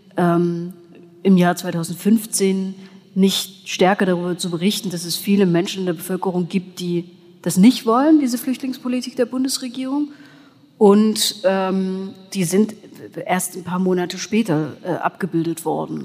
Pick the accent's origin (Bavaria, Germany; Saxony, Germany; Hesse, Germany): Saxony, Germany; Erzgebirge; now in Leipzig, Germany; ich lebe hier, ich komme aus dem Erzgebirge.